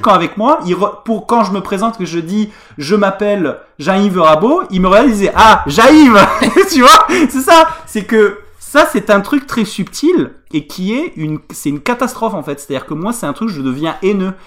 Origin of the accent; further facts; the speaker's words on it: Tarn, Occitania, France; je, me sens offensé en Tarnais